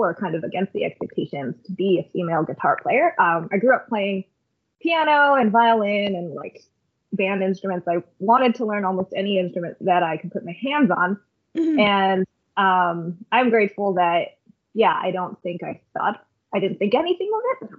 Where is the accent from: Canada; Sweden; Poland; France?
Canada; I grew up here in Canada